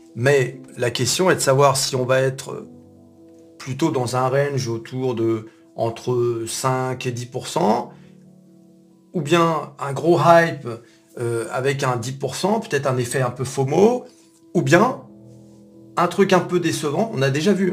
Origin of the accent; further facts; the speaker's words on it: France; nous, en tant que Français